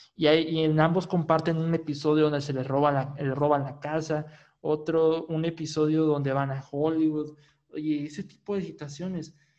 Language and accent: Spanish; Monterrey, Nuevo León, Mexico; de donde soy, de Monterrey, Nuevo León, aquí en México